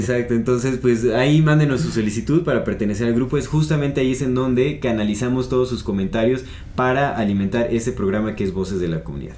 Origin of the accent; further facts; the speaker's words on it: Mexico; nosotros hasta como mexicanos